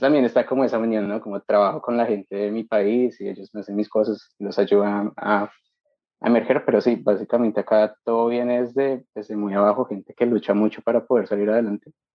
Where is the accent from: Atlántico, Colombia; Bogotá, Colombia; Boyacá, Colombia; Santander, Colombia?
Bogotá, Colombia; yo soy bogotano, nací allá y me crié allá